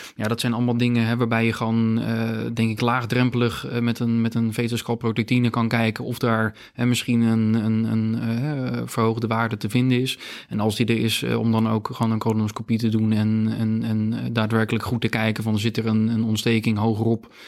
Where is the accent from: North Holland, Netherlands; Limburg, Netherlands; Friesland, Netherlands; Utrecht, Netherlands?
Friesland, Netherlands; also born or lived in Gothenburg, Sweden; als echte Fries